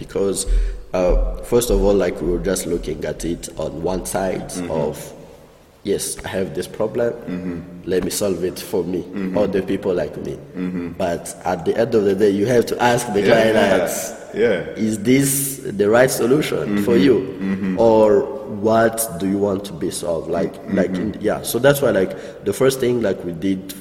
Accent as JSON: {"language": "English", "country": "Rwanda", "said": "we are from Rwanda"}